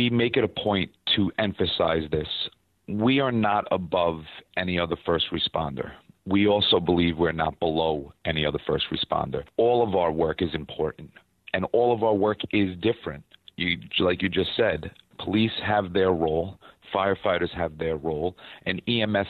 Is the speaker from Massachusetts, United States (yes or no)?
no; New York, United States; being a New Yorker